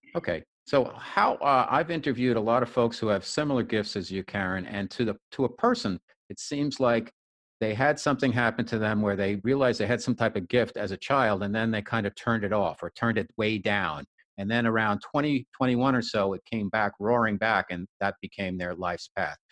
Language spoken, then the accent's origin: English; New Jersey, United States; New Jersey based, my home state